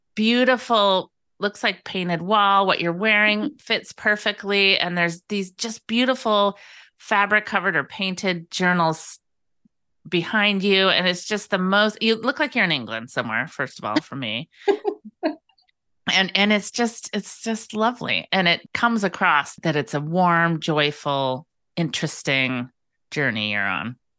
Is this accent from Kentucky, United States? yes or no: no; Bay Area, Northern California, United States; now in Pacific Northwest island, United States; I grew up in Northern California in the Bay Area